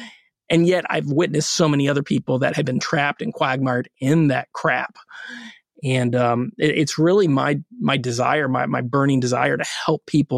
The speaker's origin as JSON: {"language": "English", "town": "Orlando", "region": "Florida", "country": "United States", "tie": "born or raised there", "said": "We grew up in Orlando."}